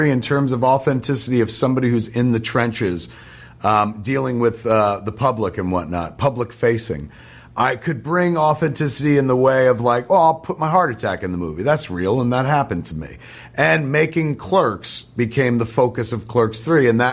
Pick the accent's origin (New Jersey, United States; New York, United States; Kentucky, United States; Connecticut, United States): New Jersey, United States; the folks in New Jersey forged me